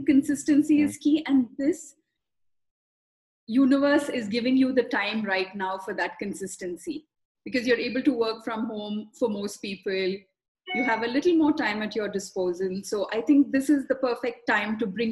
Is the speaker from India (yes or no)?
yes; South India, India; I was born in South India, where spirituality comes with the package deal of just being born in a South Indian family